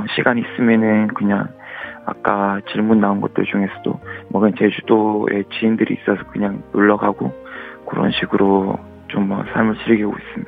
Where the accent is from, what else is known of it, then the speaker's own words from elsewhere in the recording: Busan, South Korea; moved away as an adult; now in Seoul, South Korea; 고향이 부산이라서